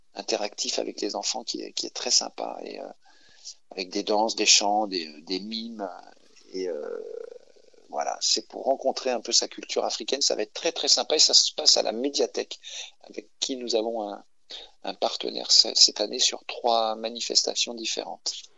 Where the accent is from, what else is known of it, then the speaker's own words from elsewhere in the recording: Paris, Île-de-France, France; moved away as an adult; je suis parisien de naissance et j'ai passé toute une grande partie de ma vie à Paris.